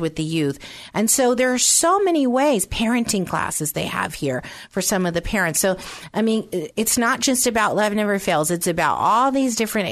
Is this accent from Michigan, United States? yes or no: no; San Francisco, California, United States; also born or lived in Pennsylvania; I was born in Pennsylvania, but um, from the age of two on up, I uh, was raised in San Francisco